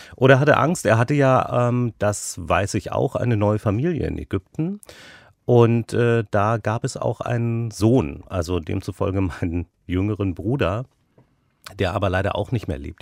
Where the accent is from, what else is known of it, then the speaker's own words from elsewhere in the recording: Berlin, Germany; Geboren bin ich in Berlin-Kaulsdorf. Dann haben wir in äh, Friedrichshain gelebt